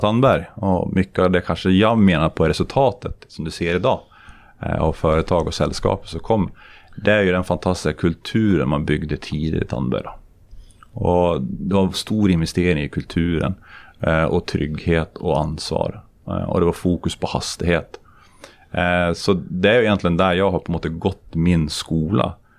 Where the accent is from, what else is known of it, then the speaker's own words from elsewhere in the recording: Sweden; moved away as an adult; now in Norway; jag som svensk i Norge